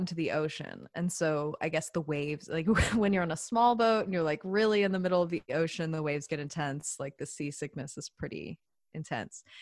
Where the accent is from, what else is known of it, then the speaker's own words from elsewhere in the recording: the South, United States; I'm also from the South, so I grew up going to church